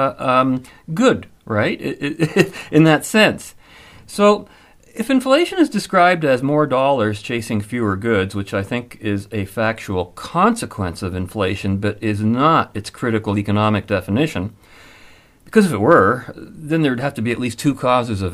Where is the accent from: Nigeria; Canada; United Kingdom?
Canada; London, Ontario; my hometown of London, Ontario